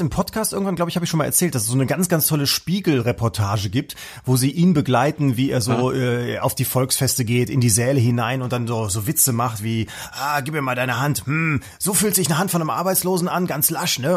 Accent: North Rhine-Westphalia, Germany; wir im Westen

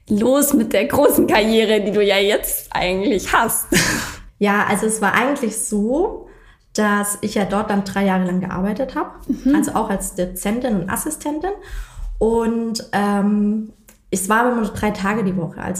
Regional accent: Reutlingen, Baden-Württemberg, Germany; also ich komme aus Reutlingen und bin dann zurück

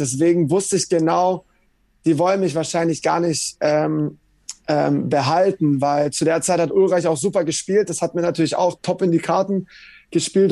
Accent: Bietigheim-Bissingen, Baden-Württemberg, Germany; also born or lived in Leverkusen; now in London, United Kingdom; bei meinem Heimatverein SV Germania Bietigheim

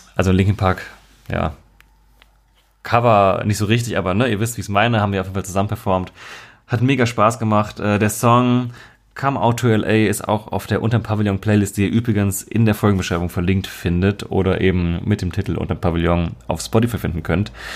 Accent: Marburg, Hesse, Germany; moved away; bei uns in Marburg, also meiner Heimatstadt damals

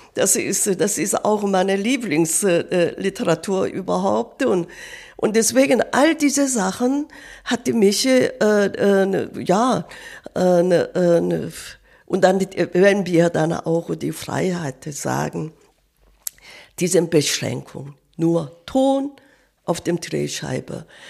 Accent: South Korea; German is a second language; moved away; ich bin Kriegsjahr in Korea geboren.

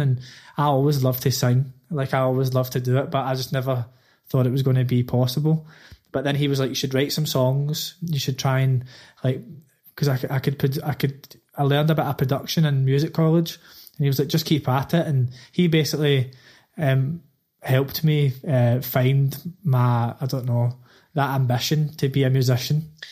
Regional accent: Glasgow, Scotland, United Kingdom; moved away as an adult; now in London, United Kingdom; I grew up in the East End is like the the sort of deprived area of Glasgow.

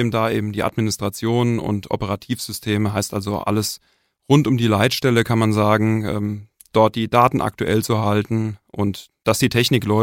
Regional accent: Wiesbaden, Hesse, Germany; born there; ich bin 45 Jahre alt, bin gebürtig ursprünglich aus Wiesbaden. Es hat mich inzwischen aber eher an den Rand des Vogelsbergs verschlagen.

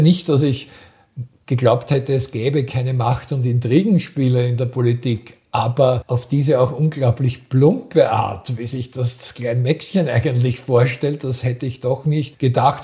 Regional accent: Austria; wir als Österreicher

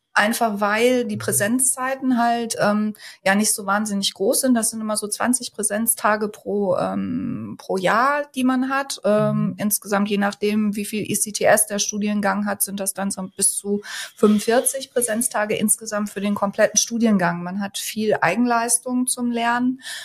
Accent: North Rhine-Westphalia, Germany; also born or lived in Münster; komme auch ursprünglich aus Westfalen, äh, hier aus der Gegend

